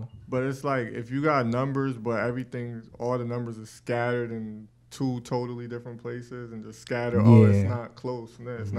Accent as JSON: {"language": "English", "region": "Connecticut", "country": "United States", "said": "I tell people I'm from Connecticut sometimes, and they don't even know that's in America."}